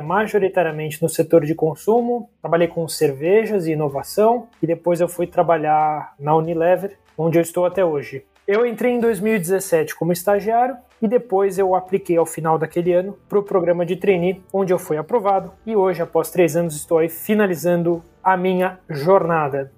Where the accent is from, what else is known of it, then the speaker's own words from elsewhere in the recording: São Paulo, Brazil; Sou natural aqui de São Paulo, capital